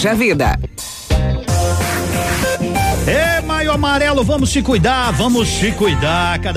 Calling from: Vitorino, Paraná, Brazil; Adotei essa rádio, adotei, adotei, sou de Vitorino, moçada boa.

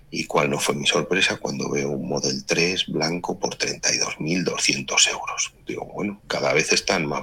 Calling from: Madrid, Community of Madrid, Spain; de Madrid.

